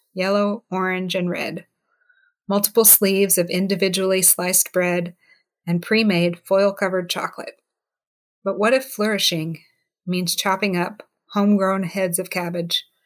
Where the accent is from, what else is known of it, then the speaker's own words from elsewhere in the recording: the South, United States; I grew up in the South, you know, and I didn't like molasses when I was growing up.